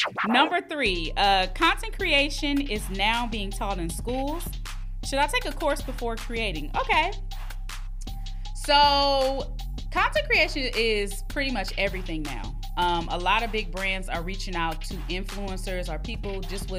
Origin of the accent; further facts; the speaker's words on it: Long Beach, California, United States; I am from Long Beach, California, the east side to be exact